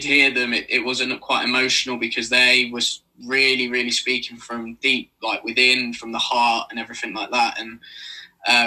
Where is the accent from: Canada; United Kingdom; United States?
United Kingdom; Milton Keynes, South East England; I'm not from London. I'm from Milton Keynes, which is probably about an hour away.